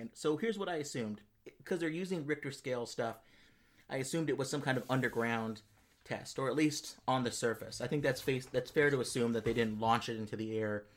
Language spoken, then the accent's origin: English; Los Angeles, California, United States; I'm I'm from the Los Angeles area.